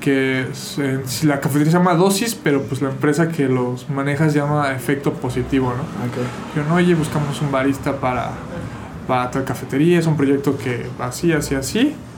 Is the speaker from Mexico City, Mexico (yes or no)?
yes; Mexico City, Mexico; yo soy de la Ciudad de México